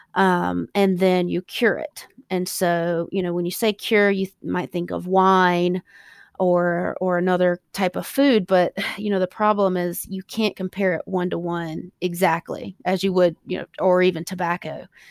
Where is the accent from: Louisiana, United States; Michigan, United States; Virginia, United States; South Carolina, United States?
South Carolina, United States; also born or lived in California; I'm from South Carolina